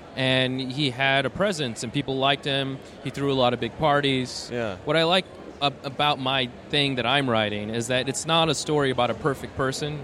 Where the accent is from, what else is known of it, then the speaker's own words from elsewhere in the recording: Tucson, Arizona, United States; I'm from Tucson